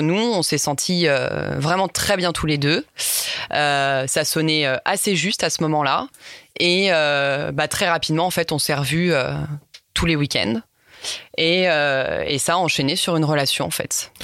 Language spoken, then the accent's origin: French; Lyon, Auvergne-Rhône-Alpes, France; j'ai 29 ans, je suis lyonnaise